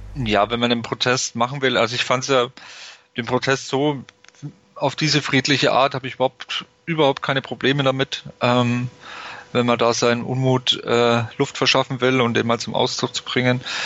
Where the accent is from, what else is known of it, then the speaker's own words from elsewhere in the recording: Nuremberg, Bavaria, Germany; ich komme aus Nürnberg, ich habe es relativ einfach zum Stadion